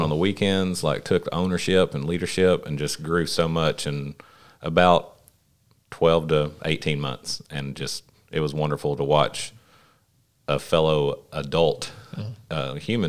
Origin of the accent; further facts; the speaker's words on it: Paragould, Arkansas, United States; I was born in Paragould, raised in Paragould.